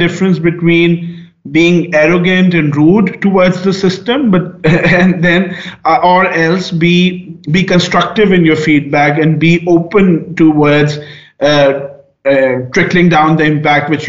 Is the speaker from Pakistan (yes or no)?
yes; Pakistan; I'm coming from Pakistan